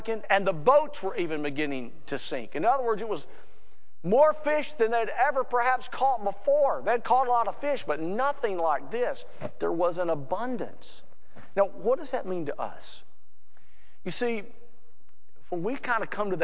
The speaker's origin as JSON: {"language": "English", "region": "Alabama", "country": "United States", "said": "I'm from Alabama."}